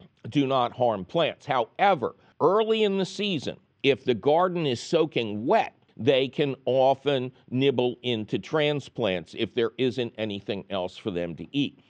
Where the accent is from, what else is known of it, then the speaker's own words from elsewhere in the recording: Philadelphia, Pennsylvania, United States; I'm from Philadelphia